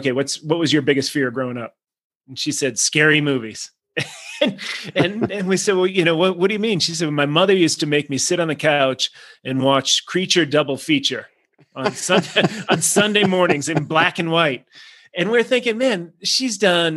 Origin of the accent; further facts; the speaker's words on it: Boston, Massachusetts, United States; an Irish Catholic kid who stayed in Boston in the same neighborhood where he was baptized and went to school